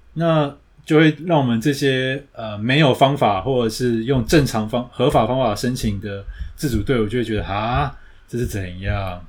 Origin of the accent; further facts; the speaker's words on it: Taiwan; 我们台湾人都没得爬